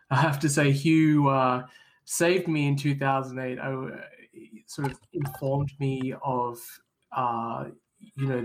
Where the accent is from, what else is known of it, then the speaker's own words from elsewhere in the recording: Australia; moved away as an adult; now in United States; born and raised in Australia. Came to the US to do a PhD in computer science